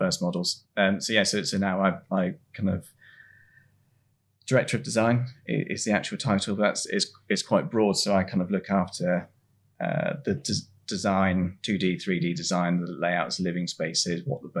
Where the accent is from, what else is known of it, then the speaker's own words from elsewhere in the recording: Swanage, South West England, United Kingdom; I grew up in Swanage, the sort of middle of the Southwest of England